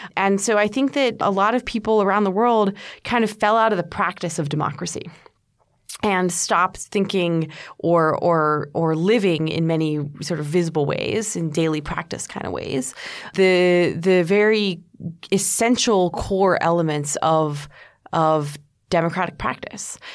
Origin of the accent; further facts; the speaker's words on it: United States; I'm an American